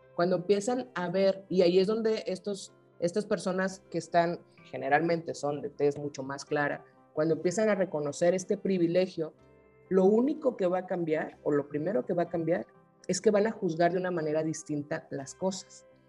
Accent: Sinaloa, Mexico; Yo soy de Sinaloa

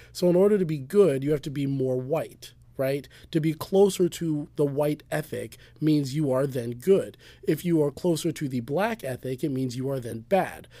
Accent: United States

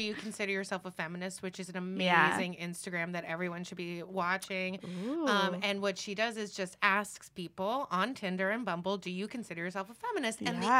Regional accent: New York City, New York, United States; moved away as an adult; now in Los Angeles, United States; I grew up in New York City. I lived here for 10 years. I grew up where you could do anything

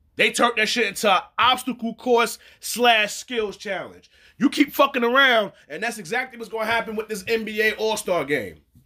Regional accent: New York City, New York, United States; that just happens to be the city that I represent, and that's the N Y C

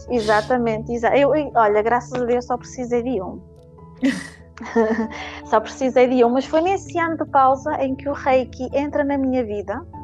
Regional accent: Paços de Ferreira, Norte, Portugal; now in Guimarães, Portugal; Eu sou de Passo Ferreira

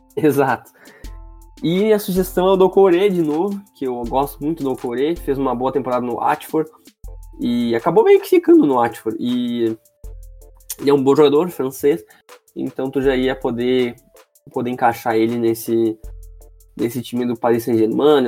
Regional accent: Gaúcho, Rio Grande do Sul, Brazil; sou gaúcho.

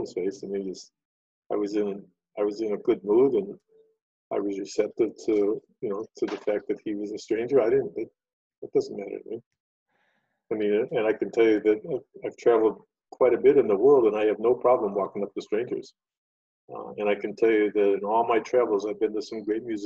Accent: Chicago, Illinois, United States; Chicago, for example, where I'm from

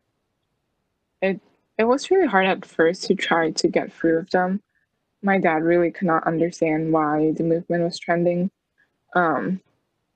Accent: United States; even if I was born in this country, even if I grew up here

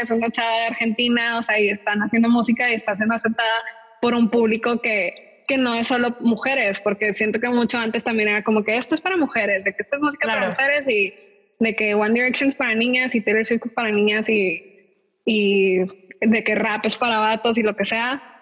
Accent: Monterrey, Nuevo León, Mexico; yo soy de aquí de Monterrey y crecí en una escuela como que bilingüe

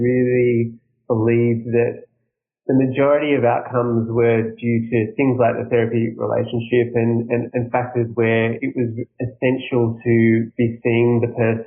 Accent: Australia; I'm from Australia

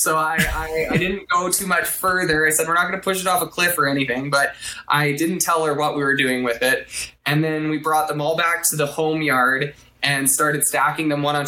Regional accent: Shaunavon, Saskatchewan, Canada; there's a site called Shaunavon Observers, which is my hometown observation site.

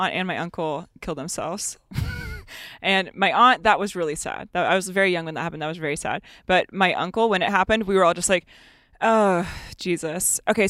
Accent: Washington, United States; born there; also born or lived in Oregon / Ohio / San Diego; I grew up all over. I was born up in Washington State.

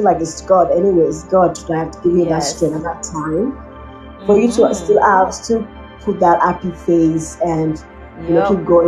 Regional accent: Nigeria; also born or lived in Fort McMurray, Alberta, Canada; now in Canada; I'm from Nigeria

